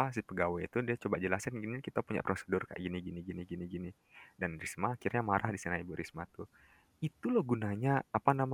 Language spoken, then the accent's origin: Indonesian; West Nusa Tenggara, Indonesia; aku kan orang Lombok